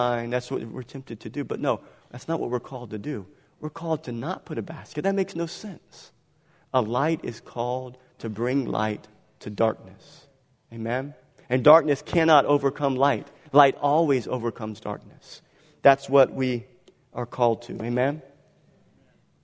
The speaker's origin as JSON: {"language": "English", "town": "Galliano", "region": "Louisiana", "country": "United States", "tie": "born or raised there", "said": "I was born in Galliano."}